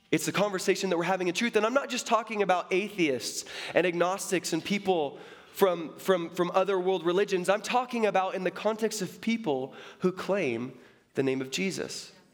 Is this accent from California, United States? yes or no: no; Seattle, Washington, United States; born there; And I was born in Seattle.